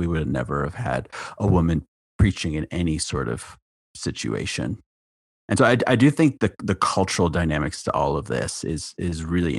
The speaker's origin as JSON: {"language": "English", "town": "Las Vegas", "region": "Nevada", "country": "United States", "tie": "born or raised there", "said": "I come from a Baptist background. I grew up in Las Vegas in a fundamentalist Baptist context, as you do. And in that context, which was quite separatist"}